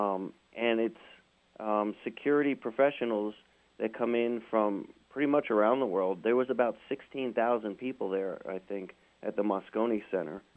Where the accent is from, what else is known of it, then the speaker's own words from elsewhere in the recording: New York, United States; I grew up in New York